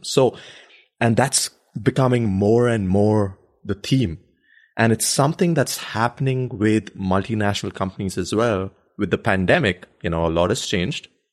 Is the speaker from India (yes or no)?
yes; India; moved away; When I grew up in India